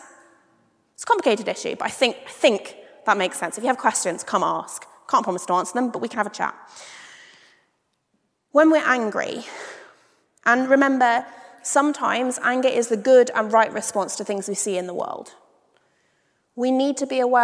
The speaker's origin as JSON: {"language": "English", "country": "United Kingdom", "said": "as a British person"}